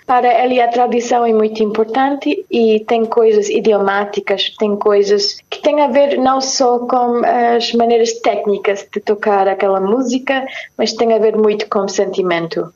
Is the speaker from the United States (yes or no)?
yes; New York, United States; Portuguese is a second language; also born or lived in Cape Verde / Paris, France; lá no meu país, que é os Estados Unidos